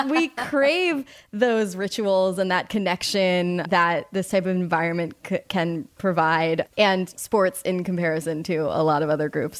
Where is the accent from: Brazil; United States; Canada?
United States; Baltimore, Maryland; I mean, we watched the Ravens. I'm from Baltimore.